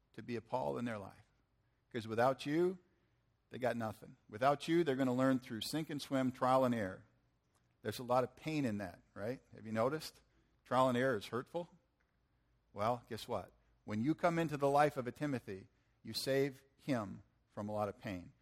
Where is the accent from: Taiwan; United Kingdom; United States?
United States; Michigan; I'm from Michigan